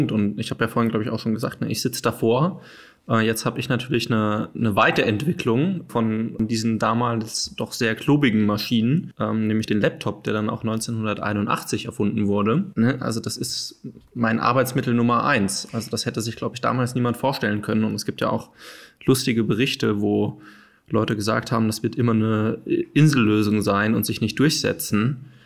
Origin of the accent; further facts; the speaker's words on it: Hesse, Germany; ich bin ja auch äh, aus der Gegend von Frankfurt, wenn mich jetzt jemand fragen würde, warum bist du stolz darauf, äh, aus der Gegend äh, zu kommen